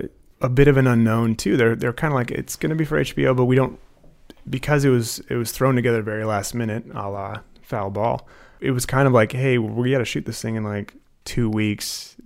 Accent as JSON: {"language": "English", "town": "Anchorage", "region": "Alaska", "country": "United States", "said": "I am from Anchorage."}